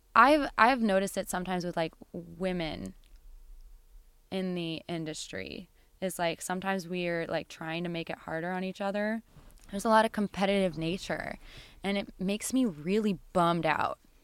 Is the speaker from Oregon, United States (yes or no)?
yes; Bend, Oregon, United States; now in Seattle, United States; I grew up in Bend, and eh, which is the desert